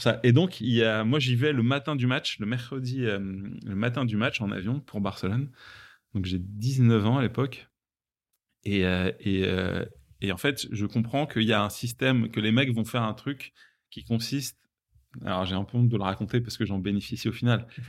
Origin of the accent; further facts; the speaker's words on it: Rungis, Île-de-France, France; j'ai grandi à Rungis, en, banlieue euh, parisienne